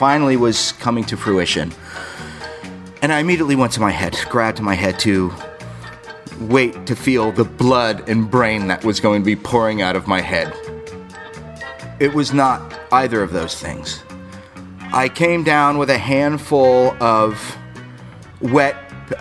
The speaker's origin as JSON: {"language": "English", "region": "South Florida", "country": "United States", "tie": "born or raised there", "also_born_or_lived": "New York"}